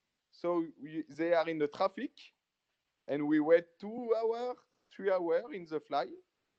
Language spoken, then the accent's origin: English; Cameroon; I say, I know, man. That's why we're from Cameroon, man.